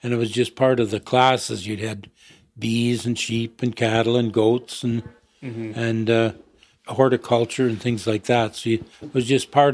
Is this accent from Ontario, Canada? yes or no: yes; Ontario, Canada; also born or lived in London, Ontario / Saskatchewan; we moved back to Ontario. I taken a course in high school in agriculture on bees